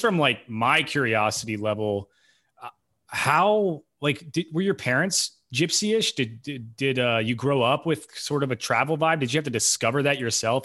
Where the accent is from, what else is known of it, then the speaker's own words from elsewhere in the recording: Knoxville, Tennessee, United States; I grew up in Knoxville